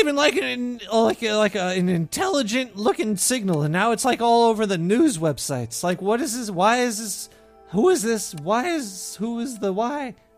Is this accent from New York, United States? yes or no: yes; Brooklyn, New York, United States; accent: Brooklyn; People are like, you're from Brooklyn? I'm like, yeah, you can't tell from my voice. You know, everybody from Brooklyn, New York talks like this right here.